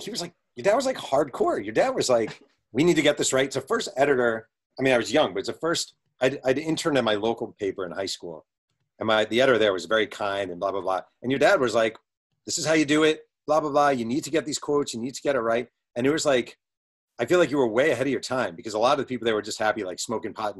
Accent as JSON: {"language": "English", "town": "Mahopac", "region": "New York", "country": "United States", "said": "I'm some guy from Mayo Pack"}